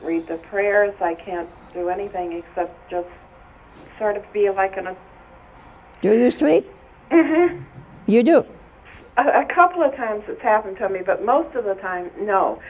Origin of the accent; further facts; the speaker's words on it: Barberton, Ohio, United States; I'm from Barberton, Ohio.